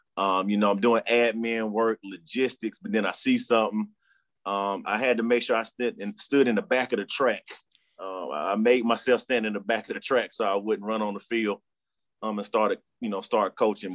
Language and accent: English; Charlotte, North Carolina, United States; born and raised in Charlotte, North Carolina